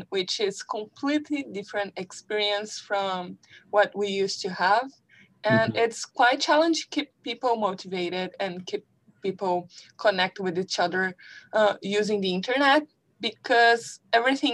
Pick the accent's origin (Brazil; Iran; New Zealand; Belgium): Brazil; moved away; I came from Brazil